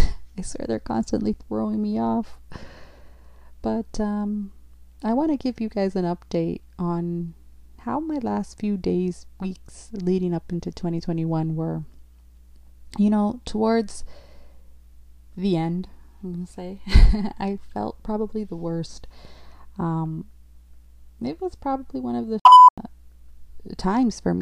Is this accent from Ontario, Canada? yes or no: yes; Ontario, Canada; I'm from Canada, Province, Ontario